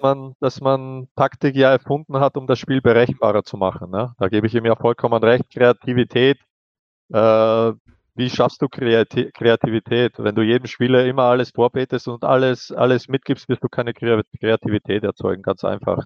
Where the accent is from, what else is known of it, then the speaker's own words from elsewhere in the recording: Austria; wir sind Österreicher, wir haben ein, unsere eigene Art und Weise Fußballspiel